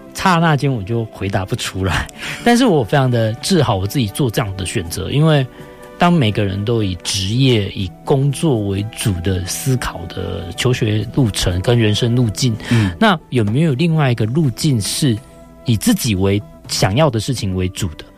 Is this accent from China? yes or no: no; Taichung, Taiwan; 我们是在台中市府后街开泡沫红茶店，跟那个春水堂差不多同期